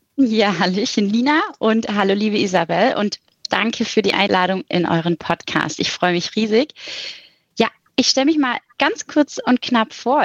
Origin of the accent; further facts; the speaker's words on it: Swabia, Baden-Württemberg, Germany; accent: leicht schwäbisch; moved away as an adult; also born or lived in Ulm; now in Düsseldorf, Germany; ein leicht schwäbischer Akzent mitschwingt, möglicherweise, als aus dem Süden komme